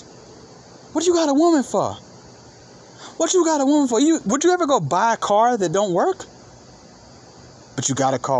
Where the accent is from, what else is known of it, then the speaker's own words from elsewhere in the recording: Atlanta, Georgia, United States; I'm from Atlanta.